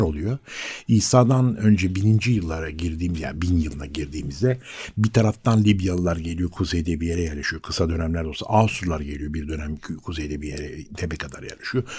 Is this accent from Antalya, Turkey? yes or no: no; Istanbul, Turkey; also born or lived in Yeşilköy; ben bir Bakırköylüyüm doğma büyüme